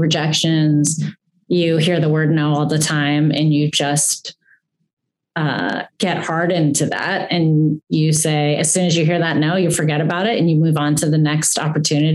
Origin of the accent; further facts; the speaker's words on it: Greensburg, Pennsylvania, United States; Greensburg, which is my hometown, which I'm obsessed with. I loved growing up there.